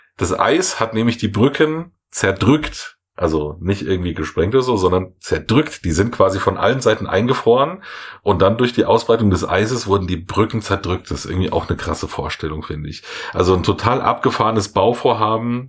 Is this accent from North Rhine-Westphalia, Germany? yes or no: no; Munich, Bavaria, Germany; ich jetzt als Münchner